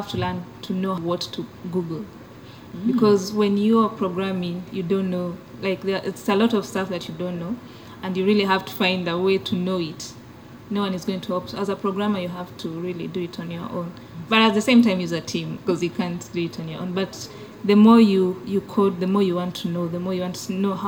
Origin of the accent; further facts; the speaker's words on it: Kenya; now in Uganda; Originally, I'm from Kenya